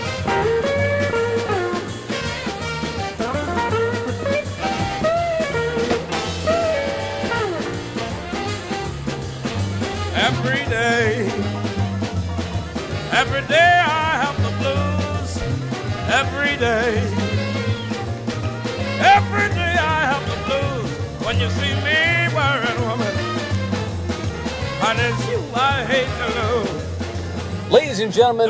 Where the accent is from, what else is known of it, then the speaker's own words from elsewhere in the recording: the South, United States; that's the Southern boy in me. I was brought up in the South.